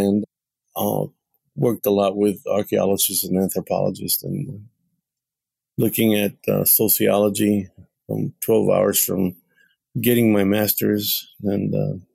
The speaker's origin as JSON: {"language": "English", "region": "Texas", "country": "United States", "tie": "born or raised there", "said": "I was born in Texas, and so were like seven other generations before me"}